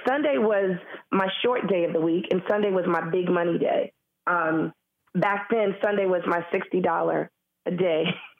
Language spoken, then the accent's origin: English; Harlem, New York, United States; being black and a female and born and raised in Harlem is the best thing that could have happened to me.